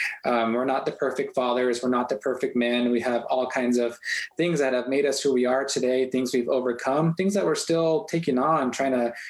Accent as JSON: {"language": "English", "town": "Tohatchi", "region": "New Mexico", "country": "United States", "tie": "born or raised there", "said": "My mom is Navajo, and I grew up in Tehachapi, New Mexico, which is on the Navajo Nation."}